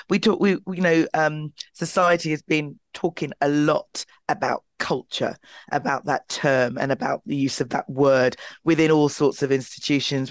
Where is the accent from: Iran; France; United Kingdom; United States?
United Kingdom; London; my hometown of Clapham, I was born and bred in South London, in Clapham